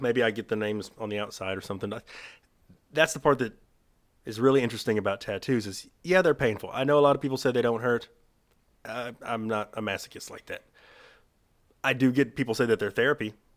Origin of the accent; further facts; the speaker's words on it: Texas, United States; we're from Texas